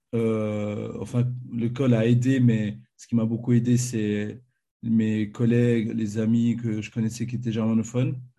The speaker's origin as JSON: {"language": "French", "region": "Fribourg", "country": "Switzerland", "tie": "born or raised there", "also_born_or_lived": "Marly, Switzerland / Ottawa, Canada", "moved": "as an adult", "lives_now": "Zurich, Switzerland", "said": "Je suis né à Fribourg, en Suisse. J'ai grandi à Fribourg, à ne pas confondre avec Fribourg d'Allemagne"}